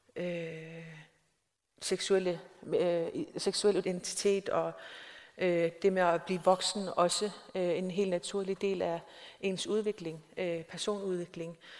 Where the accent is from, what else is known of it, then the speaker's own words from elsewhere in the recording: Nanortalik, Greenland; min hjemby, Nanokdalik, øh, som er den sydligste by i Grønland